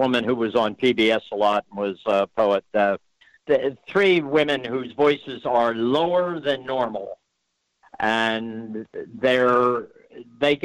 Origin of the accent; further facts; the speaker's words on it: Philadelphia, Pennsylvania, United States; I'm from Philadelphia, and we Philadelphians do tend to speak with a bit of nasality in our voice